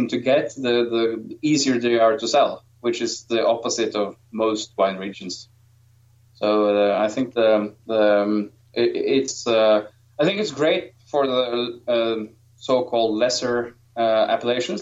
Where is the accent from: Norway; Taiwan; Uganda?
Norway; I'm from Norway